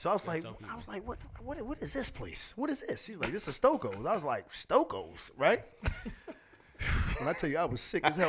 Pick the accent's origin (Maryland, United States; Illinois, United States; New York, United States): Maryland, United States; Woodlawn; I grew up in the Great Wood Lawn.